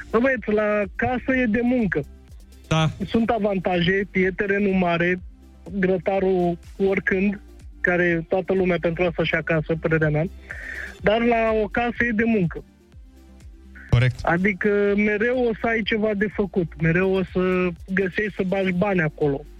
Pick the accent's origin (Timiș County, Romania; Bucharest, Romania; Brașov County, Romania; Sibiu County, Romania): Bucharest, Romania; now in Cernica, Romania; din București, sau mai bine zis, acum m-am mutat uh, în Ilfov.